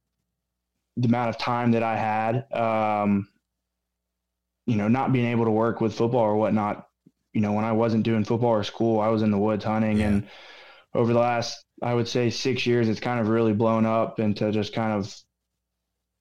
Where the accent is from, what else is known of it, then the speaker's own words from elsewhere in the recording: Memphis, Tennessee, United States; also born or lived in Pennsylvania; I was raised kind of a Memphis Tiger